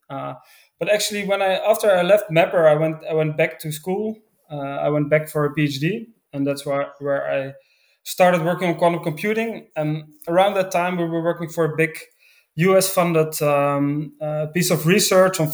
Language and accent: English; Netherlands; I grew up in the Netherlands